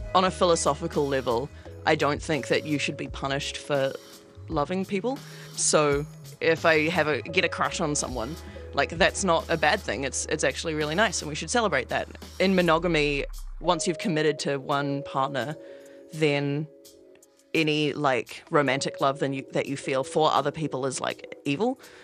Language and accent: English; Wellington, New Zealand; moved away as an adult; now in Melbourne, Australia; I live in Melbourne. I've lived here for about a year, and I'm from Wellington, New Zealand.